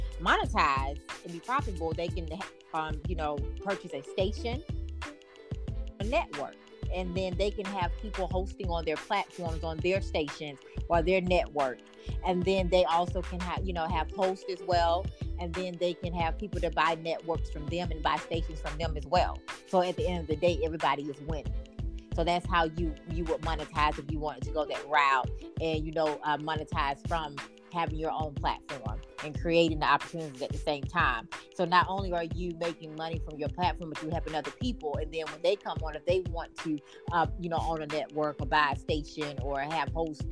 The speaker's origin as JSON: {"language": "English", "town": "Waynesboro", "region": "North Carolina", "country": "United States", "tie": "born or raised there", "said": "my hometown, Waynesboro, North Carolina"}